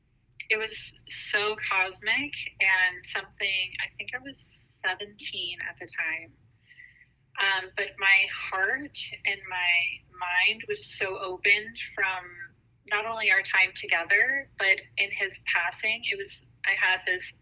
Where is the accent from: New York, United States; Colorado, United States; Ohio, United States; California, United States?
California, United States; San Diego; I'm from San Diego. Yeah, I'm like